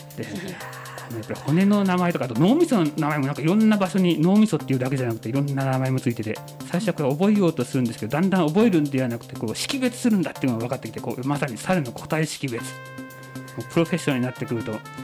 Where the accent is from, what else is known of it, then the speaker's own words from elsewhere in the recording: Yamanashi, Japan; 私山梨の出身でして